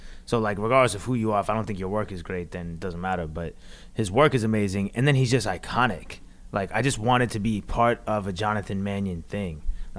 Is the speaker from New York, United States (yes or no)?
no; Atlanta, Georgia, United States; also born or lived in New Jersey; I was born in New Jersey, but I was raised in Atlanta.